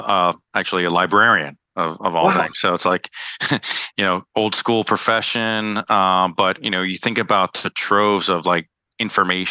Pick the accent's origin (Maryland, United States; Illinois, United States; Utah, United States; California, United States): Maryland, United States; DC; also born or lived in El Paso, Texas / New York; I grew up in the Maryland, DC, Virginia area, and spent all my childhood upbringing